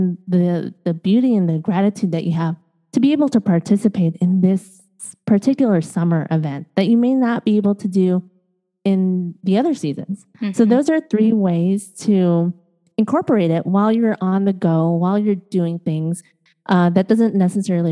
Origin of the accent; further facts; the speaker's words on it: Chicago, Illinois, United States; also born or lived in East Coast, United States; now in Los Angeles, United States; I was born and raised in Chicago, grew up on, and then lived out east